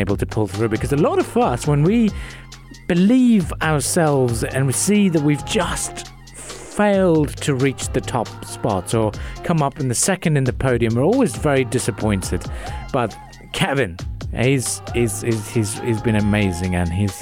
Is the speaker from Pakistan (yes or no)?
yes; Karachi, Sindh, Pakistan; now in United Arab Emirates; I hail from Karachi originally